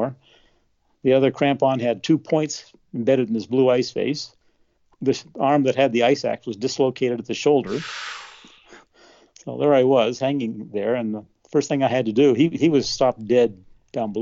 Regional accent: New Mexico, United States; also born or lived in Denver, Colorado; I was born in Denver, Colorado, and grew up in New Mexico.

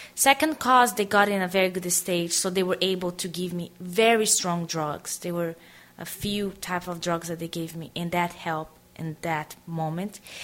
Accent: Aracaju, Sergipe, Brazil; moved away as an adult; also born or lived in Tanzania / South Korea; I grew up in Brazil, in a city called Aracaju, is in the northeast of Brazil

